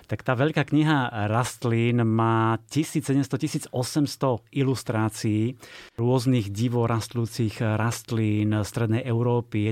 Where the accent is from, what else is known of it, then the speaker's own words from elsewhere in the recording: Stará Turá, Trenčín Region, Slovakia; ja som vlastne zo Starej Turej